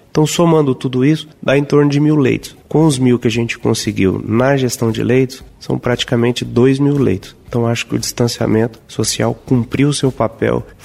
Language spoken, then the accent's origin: Portuguese; São Luís de Montes Belos, Goiás, Brazil; born there; há um ano e cinco meses estou aqui no estado de Goiás, o meu estado, já que eu sou nascido em São Luís de Montes Belos, né